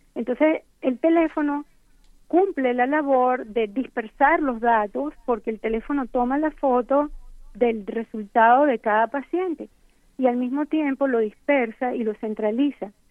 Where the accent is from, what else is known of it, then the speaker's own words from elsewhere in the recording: Venezuela; moved away as an adult; now in United States; Yo crecí y estudié en Venezuela, después vine a Estados Unidos